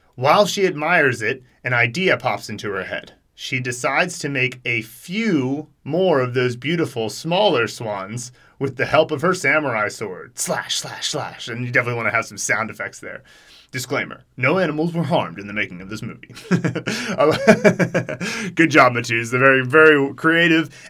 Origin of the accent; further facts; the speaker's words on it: United States; as an American